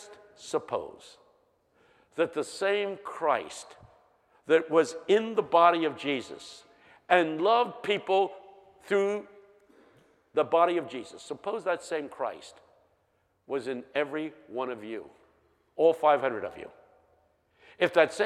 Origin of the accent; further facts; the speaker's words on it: Philadelphia, Pennsylvania, United States; I'm from West Philadelphia High